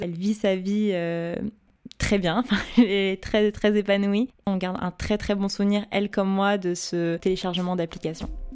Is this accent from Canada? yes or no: no; Paris, Île-de-France, France; j'ai passé toute ma vie à Paris, j'ai grandi à Paris, fait ma scolarité à Paris, donc je suis une, pure euh, parisienne, euh, pure souche